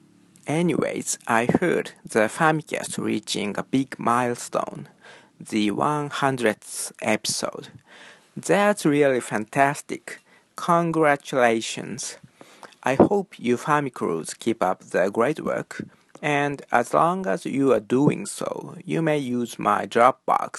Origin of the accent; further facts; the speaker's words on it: Tokyo, Japan; moved away as an adult; now in Osaka, Japan; During that time, I lived in my hometown, Tokyo. But last year, I moved to Osaka